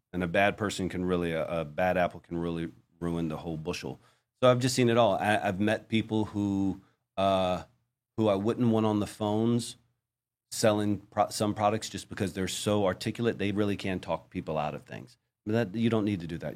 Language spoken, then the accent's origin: English; Virginia, United States; moved away as an adult; also born or lived in Florida; now in Colombia; I was a kid from Virginia